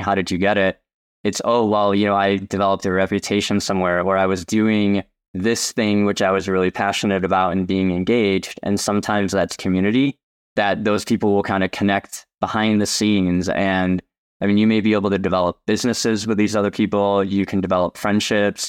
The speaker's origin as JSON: {"language": "English", "town": "Chicago", "region": "Illinois", "country": "United States", "moved": "yes", "said": "I'm originally from Chicagoland"}